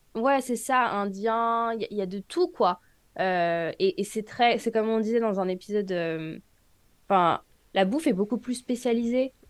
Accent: France; moved away as an adult; now in United States; je suis française

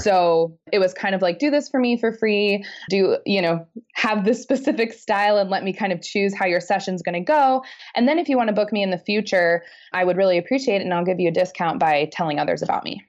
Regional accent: Missoula, Montana, United States; I'm from Missoula

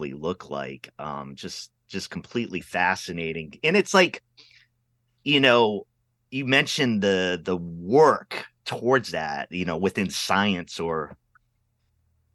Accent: Pawtucket, Rhode Island, United States; I grew up city kid in Rhode Island

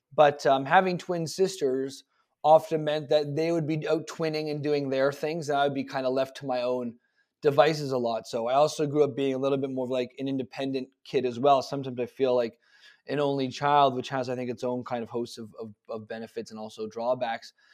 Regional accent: Toronto, Ontario, Canada; I was born February eighth, nineteen eighty-six in Toronto in a hospital that no longer exists

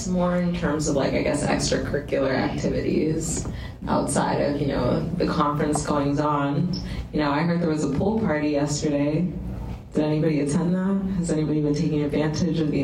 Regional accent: Miami, Florida, United States; I'm from Miami

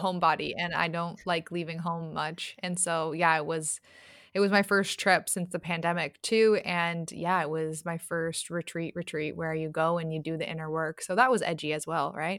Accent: Toronto, Ontario, Canada; I'm from Toronto and Toronto, Canada

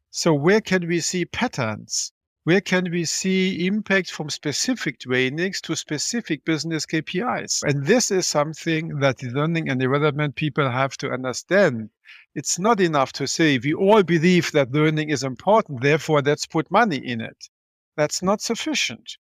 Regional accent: Germany; I'm from Germany

